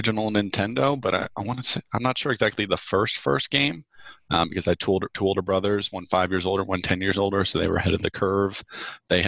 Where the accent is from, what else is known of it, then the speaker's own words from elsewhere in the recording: New Jersey, United States; I went into teaching as a substitute teacher first in my hometown in New Jersey